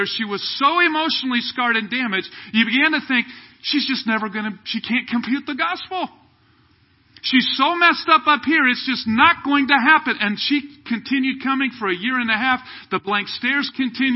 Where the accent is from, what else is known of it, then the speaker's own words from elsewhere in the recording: Kansas City, United States; moved away as an adult; also born or lived in Southern California / Ukraine; I was from Kansas City here. We moved out when we were first married.